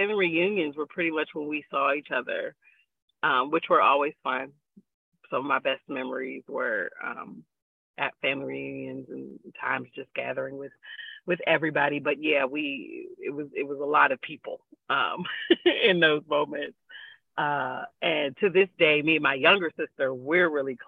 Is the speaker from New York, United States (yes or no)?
no; Pittsburgh, Pennsylvania, United States; I am a Pittsburgh born and raised kind of woman.